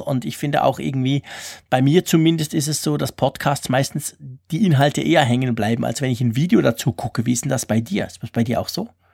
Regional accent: Switzerland; bei uns in der Schweiz

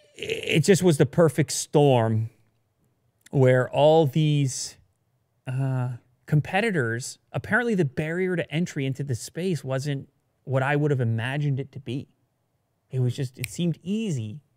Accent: Canada; I'm from Canada

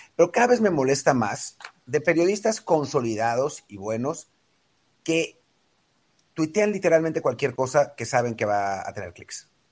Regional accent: Mexico; soy mexicano

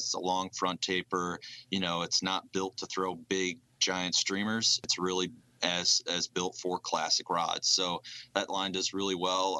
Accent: Tully, New York, United States; also born or lived in Cortland, New York; I grew up about 10 minutes north in Tully, New York, on a small lake

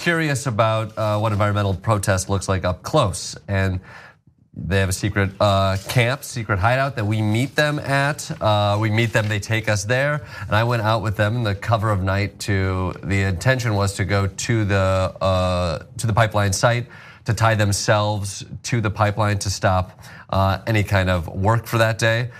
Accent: Kalamazoo, Michigan, United States; moved away as an adult; also born or lived in Chicago / New York; I grew up in uh, yeah Kalamazoo, Michigan, born and raised

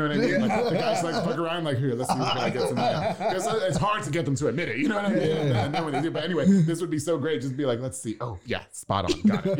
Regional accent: Long Island, New York, United States; now in Texas, United States; I'm from Long Island, so we have the beach every 15 minutes.

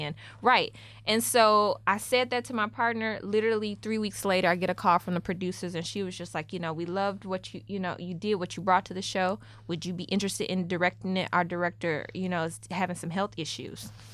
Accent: Memphis, Tennessee, United States; moved away as an adult; now in New York, United States; I'm from Memphis

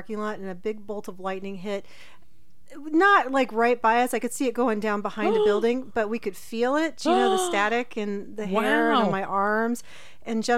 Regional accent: Oxford, Ohio, United States; moved away; I grew up in Oxford, and I went to Ohio State

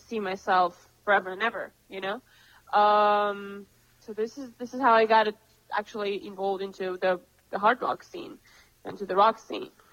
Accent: Moscow, Russia; also born or lived in Cambridge, United Kingdom / London, United Kingdom; now in Los Angeles, United States; I come from Moscow

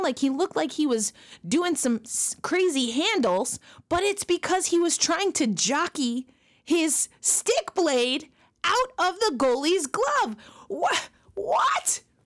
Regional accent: New York, United States; moved away; one of my hometown teams, the New York Rangers

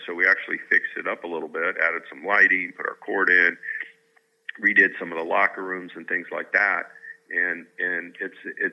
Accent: Tucson, Arizona, United States; I grew up in Tucson

